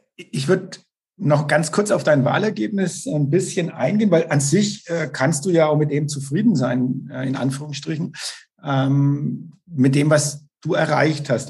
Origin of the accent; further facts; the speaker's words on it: Bavaria, Germany; ich komme auch aus dem Landkreis Neustadt-Altstadt-Winsheim